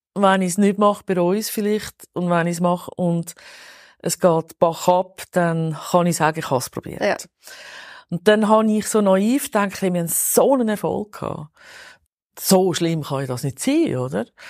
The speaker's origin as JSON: {"language": "German", "region": "Zurich", "country": "Switzerland", "tie": "born or raised there", "said": "Ich bin totales Stadtkind, im Niederdorf aufgewachsen, Kreis 5 seit eh und je."}